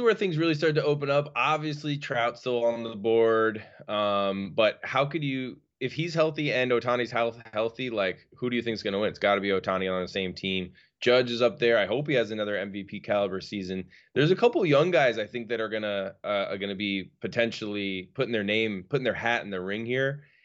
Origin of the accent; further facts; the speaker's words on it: New York, United States; as a New Yorker